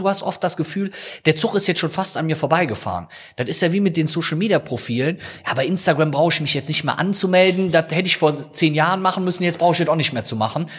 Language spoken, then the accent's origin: German; Rhineland, Germany; also born or lived in Viersen; bei uns im Rheinland